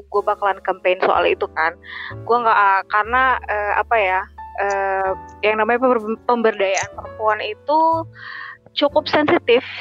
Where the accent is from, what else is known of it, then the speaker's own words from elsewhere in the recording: North Sumatra, Indonesia; kakekku uh, opungku kalau Batak tuh bilangnya opung kebetulan saya Batak